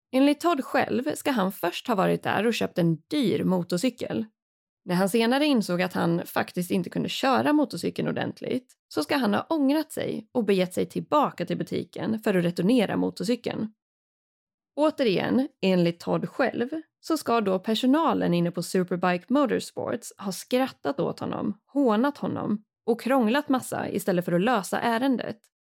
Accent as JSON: {"language": "Swedish", "country": "Sweden", "said": "här hemma i Sverige"}